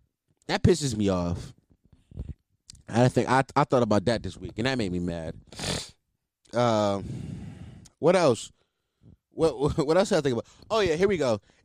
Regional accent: East Coast, United States; Listen, I'm from the East Coast, by the way.

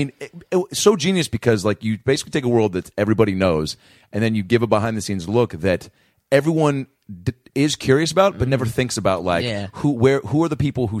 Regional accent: Lake Forest Park, Washington, United States; I'm from Lake Forest Park, Washington, and I go 20 minutes from Seattle

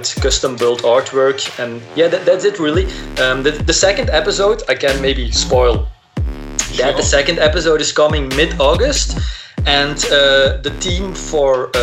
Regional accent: Belgium; I'm from Belgium

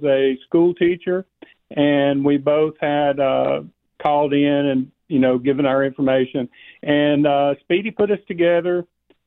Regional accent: Corner, Alabama, United States; I'm from Corner, Alabama

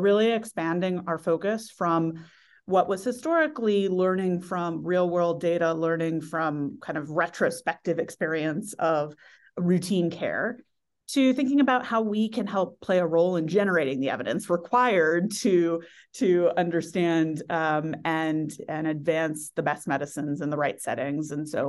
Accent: California, United States; I grew up in the Silicon Valley during the first tech bubble was when I entered the workforce.

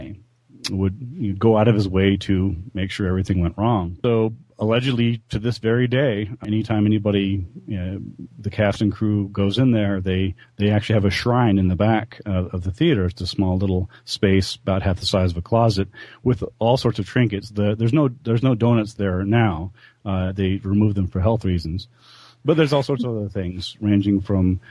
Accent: Albuquerque, New Mexico, United States; also born or lived in Buffalo; When I grew up here in Albuquerque in New Mexico

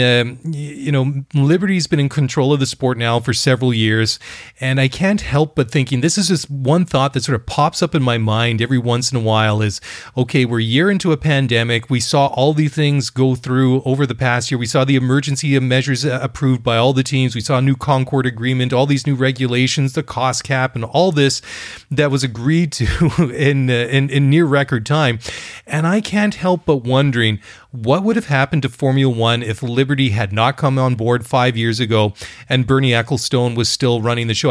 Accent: Canada; I'm Canadian guy

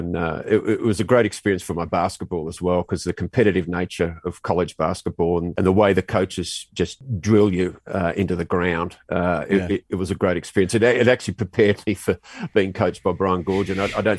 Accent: Australia; being Australian and being on the basketball team as well was great

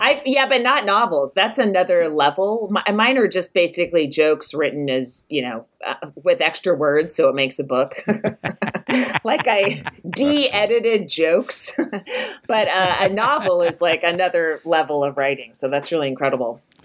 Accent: Walnut Creek, California, United States; moved away; in Northern California, uh, Walnut Creek, California.

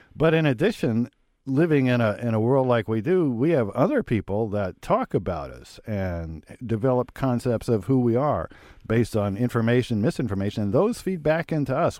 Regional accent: Lincoln, Nebraska, United States; when I was growing up in Lincoln, Nebraska

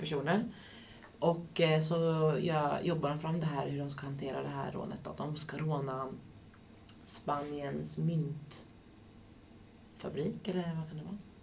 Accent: Västervik, Kalmar County, Sweden; moved away; i Västervik lite, där jag kommer ifrån från första början.

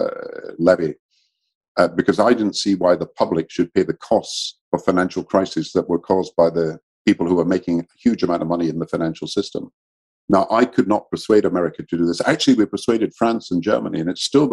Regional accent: Scotland, United Kingdom; I'm Scottish and British

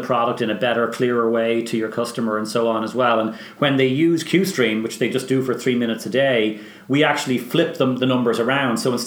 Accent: Bray, Leinster, Ireland; moved away as an adult; also born or lived in Dublin / Tallaght; now in Boston, United States; Well, I was born in Dublin. I grew up in Talla, and then I moved to Bray, and my mother's from Bray, so I went to school in Bray

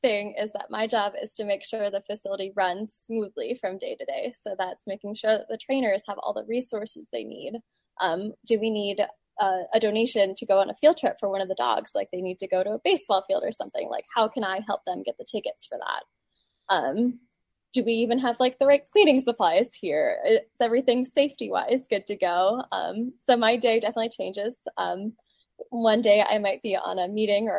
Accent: Ashland, Virginia, United States; I am from Ashland, Virginia, which is a little bit down the road from Ruther Glen

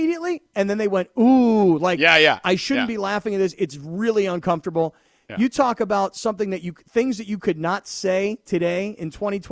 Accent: East Coast, United States; now in California, United States; I grew up on the East Coast where, you know, we actually were Jews.

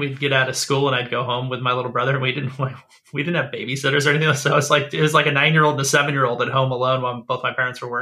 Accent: Menifee, California, United States; I'm from the Inland Empire, the IE.

